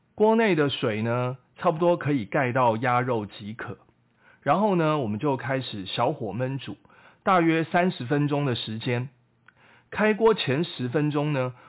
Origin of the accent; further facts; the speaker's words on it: Taiwan; 我们台湾人的说法